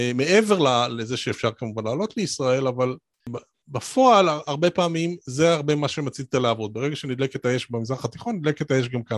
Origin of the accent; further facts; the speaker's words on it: Israel; moved away as an adult; now in Cambridge, United Kingdom; אני ישראלי שגר בקיימברידג'